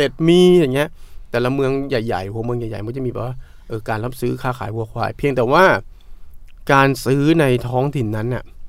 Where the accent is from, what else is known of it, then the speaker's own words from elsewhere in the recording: Southern Thailand, Thailand; ผมเป็น- เป็นคนใต้